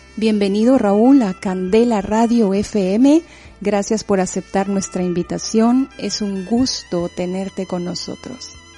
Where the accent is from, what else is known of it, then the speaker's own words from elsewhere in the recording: Quetzaltenango, Guatemala; now in Bilbao, Spain; sabes bien que es mi ciudad de origen y que Guatemala es mi tierra